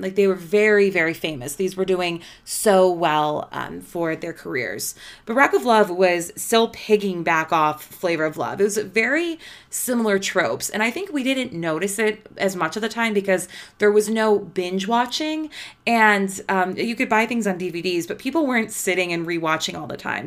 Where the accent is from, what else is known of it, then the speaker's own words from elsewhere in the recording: Midwest, United States; I'm just from the Midwest